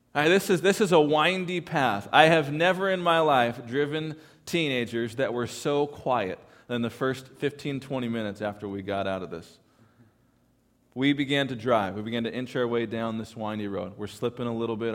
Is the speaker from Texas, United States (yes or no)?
no; California, United States; I am from California